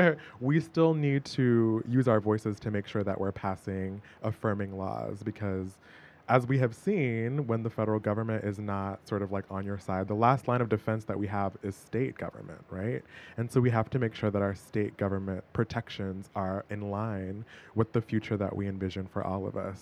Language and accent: English; Boston, Massachusetts, United States; Sadly, in my hometown of Boston.